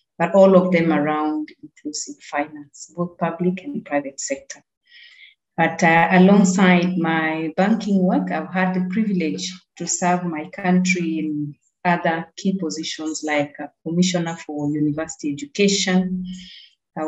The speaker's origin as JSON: {"language": "English", "town": "Busia", "region": "Busia County", "country": "Kenya", "tie": "born or raised there", "said": "I'm a Kenyan, as you know, born and married in Busia"}